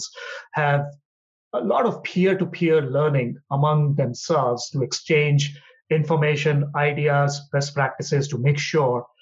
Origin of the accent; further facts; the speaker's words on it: India; moved away as an adult; also born or lived in Hyderabad, India; now in Washington, D.C., United States; born and brought up in India